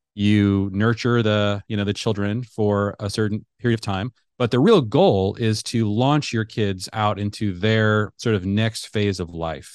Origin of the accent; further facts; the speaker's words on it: Seattle, Washington, United States; moved away as an adult; also born or lived in Middle East; I grew up in the Seattle area